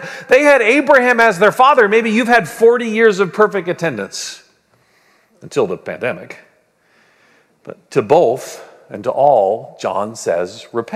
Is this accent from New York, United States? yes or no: yes; Long Island, New York, United States; growing up in Long Island